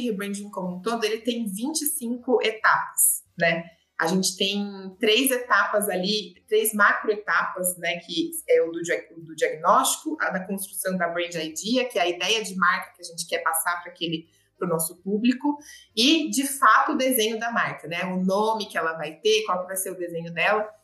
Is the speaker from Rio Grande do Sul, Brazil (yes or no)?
no; Limeira, São Paulo, Brazil; accent: interior of São Paulo; moved away as an adult; also born or lived in Araçatuba, Brazil; now in São Paulo, Brazil; Eu sou de Araçatuba, nasci em Araçatuba, mas cresci em Limeira, então interior de São Paulo, você vai sentir aqui o sotaquinho